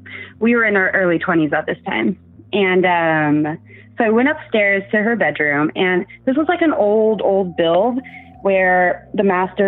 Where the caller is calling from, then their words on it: Seattle, Washington, United States; And I'm from Seattle, Washington.